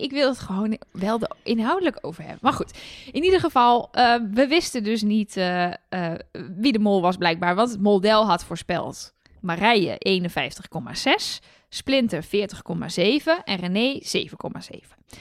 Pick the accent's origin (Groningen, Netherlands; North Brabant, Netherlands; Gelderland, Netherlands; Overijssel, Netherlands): Overijssel, Netherlands; Twente; Ik kom zelf uit Twente, maar uit een gedeelte van Twente waar carnaval echt net zo belangrijk is voor het sociale leven als in, eh, in Brabant.